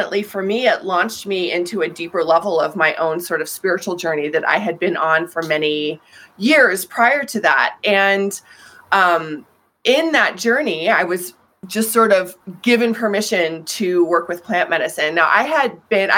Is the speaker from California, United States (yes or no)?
no; Colorado, United States; I'm from Colorado